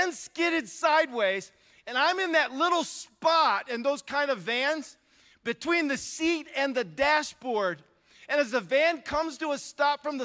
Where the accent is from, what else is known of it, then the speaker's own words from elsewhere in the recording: Northwest Ohio, United States; moved away as an adult; also born or lived in Milwaukee, Wisconsin; now in California, United States; I grew up, I'm now in California, but I grew up in Northwest Ohio. I'm a rural kid, okay? I'm from a farming community